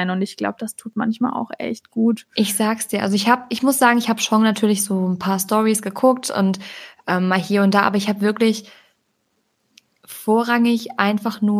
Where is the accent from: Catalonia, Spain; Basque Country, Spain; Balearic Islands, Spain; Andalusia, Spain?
Balearic Islands, Spain; Ich komme von Mai aus Mallorca